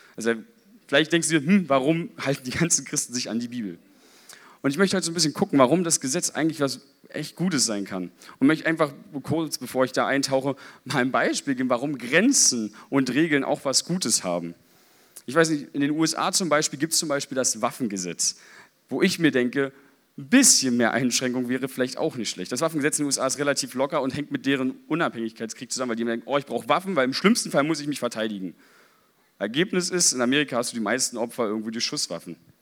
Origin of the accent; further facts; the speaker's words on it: Berlin, Germany; ich als Berliner